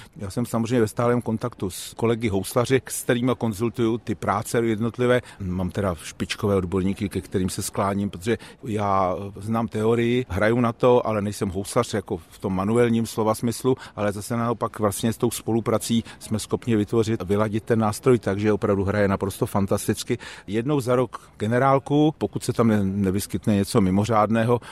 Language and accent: Czech; Hradec Králové, Hradec Králové Region, Czechia; pocházím z Hradce Králové a chodil jsem tam do dílny mistrů Housařů